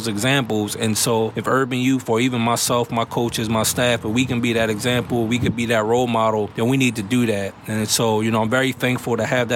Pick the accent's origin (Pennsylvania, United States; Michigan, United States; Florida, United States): Pennsylvania, United States; Philadelphia; As a child growing up in Mount Airy and Germantown